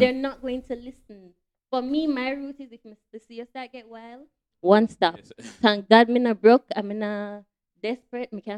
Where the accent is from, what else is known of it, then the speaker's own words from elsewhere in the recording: Saint Thomas, Jamaica; I come from St. Thomas. I would take bus from St. Thomas to Kingston and around Kingston